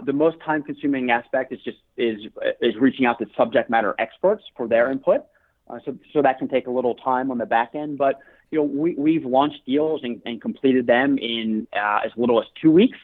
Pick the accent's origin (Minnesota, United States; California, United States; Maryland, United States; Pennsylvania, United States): Maryland, United States; Baltimore; also born or lived in Colorado; I was born and raised in Baltimore, Maryland